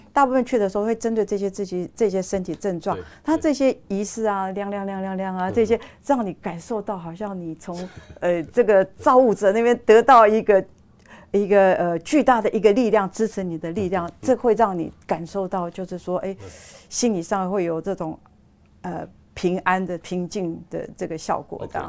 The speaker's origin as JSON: {"language": "Chinese", "country": "Taiwan", "said": "我们台湾人"}